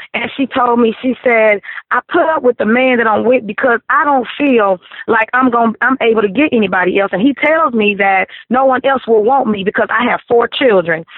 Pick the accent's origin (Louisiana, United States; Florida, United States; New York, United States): Louisiana, United States; Vivian; I am from Vivian, Louisiana.